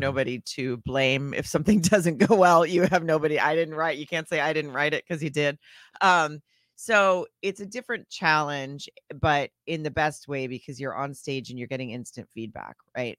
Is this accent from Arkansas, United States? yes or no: yes; Arkansas, United States; moved away as an adult; also born or lived in Germany / Florida / Texas / Washington, D.C.; now in Los Angeles, United States; I was in Arkansas from then on until twenty-one, and then moved out to Los Angeles